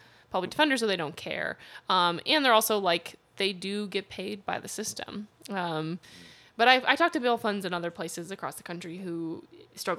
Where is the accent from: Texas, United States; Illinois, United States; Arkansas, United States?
Illinois, United States; Chicago; growing up in Chicago